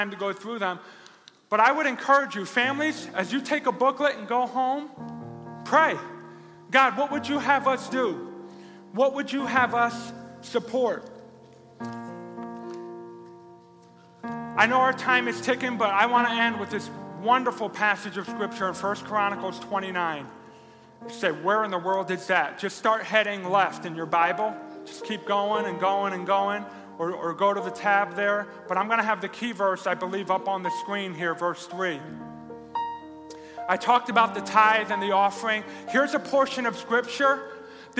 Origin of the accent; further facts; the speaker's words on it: New Jersey, United States; now in Rochester, United States; I didn't grow up here. I grew up in New Jersey.